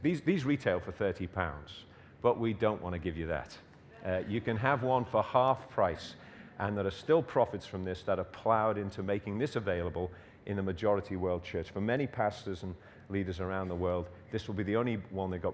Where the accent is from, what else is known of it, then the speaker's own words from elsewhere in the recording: Liverpool, North West England, United Kingdom; I was born in Everton, which is uh, in Liverpool.